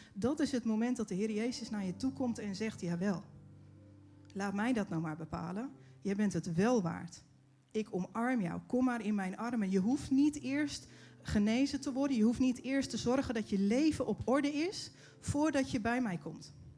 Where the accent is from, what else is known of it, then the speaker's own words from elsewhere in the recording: Netherlands; als Nederlanders